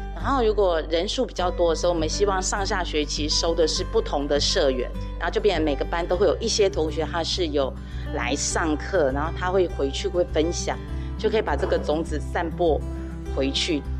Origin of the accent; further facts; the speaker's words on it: Daxi, Taoyuan, Taiwan; 我们都是土生土长的大溪人，所以我们从小就看到满街都是家具